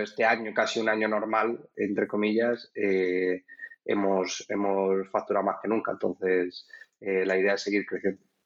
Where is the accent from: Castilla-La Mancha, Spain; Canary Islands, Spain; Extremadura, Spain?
Extremadura, Spain; Cuacos de Yuste; now in Madrid, Spain; soy de Cuagos de Yuste, de Cáceres